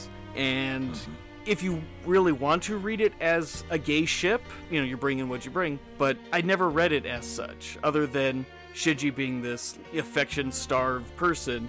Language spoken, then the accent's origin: English; California, United States; I'm from California.